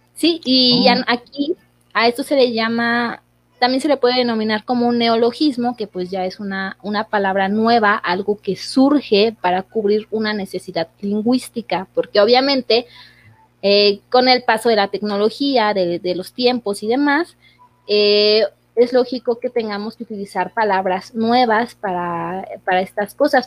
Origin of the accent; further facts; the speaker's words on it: Mexico; nosotros como mexicanos